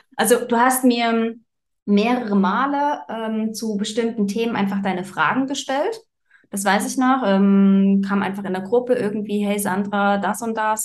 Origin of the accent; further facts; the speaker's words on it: Germany; moved away as an adult; now in Switzerland; ich bin ursprünglich äh, aus Deutschland